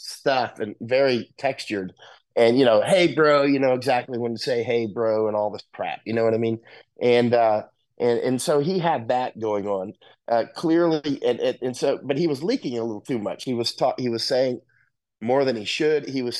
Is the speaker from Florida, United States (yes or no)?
yes; Florida, United States; moved away as an adult; now in Panama; And like right now, I'm in Panama. I grew up in Florida, though. I grew up just a Florida boy catching alligators and catching girls, and went off to special forces